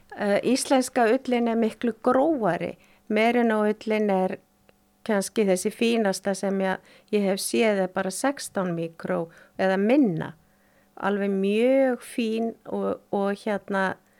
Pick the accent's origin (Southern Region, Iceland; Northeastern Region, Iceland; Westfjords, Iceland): Northeastern Region, Iceland; Akureyri; ég fætt á uppalinn í Þorpinu á Akureyri